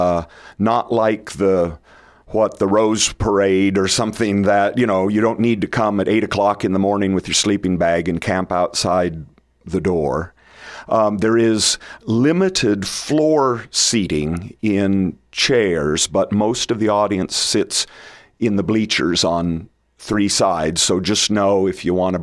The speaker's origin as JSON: {"language": "English", "town": "Red Cloud", "region": "Nebraska", "country": "United States", "tie": "born or raised there", "lives_now": "Hastings, United States", "said": "I grew up in Red Cloud"}